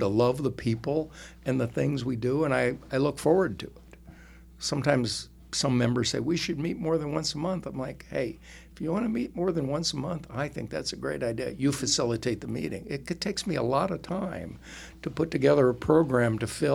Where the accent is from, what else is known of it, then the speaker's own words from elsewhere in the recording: Minnesota, United States; moved away; I grew up in Minnesota